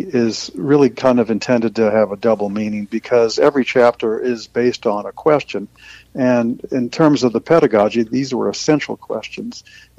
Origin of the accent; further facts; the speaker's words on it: New Orleans, Louisiana, United States; moved away as an adult; now in St. Louis, United States; I'm from New Orleans originally, so I started teaching in the Ninth Ward of New Orleans.